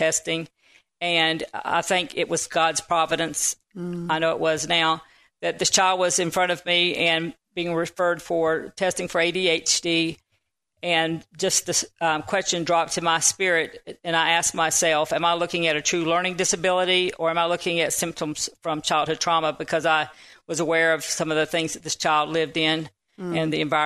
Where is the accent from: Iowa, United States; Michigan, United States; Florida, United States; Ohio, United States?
Florida, United States; Panama City; I'm from the Panama City area in Florida